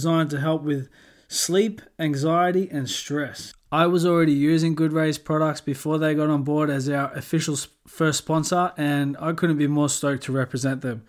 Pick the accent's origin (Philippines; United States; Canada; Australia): Australia; moved away as an adult; now in Scarborough, United Kingdom; You know, I'm from Australia.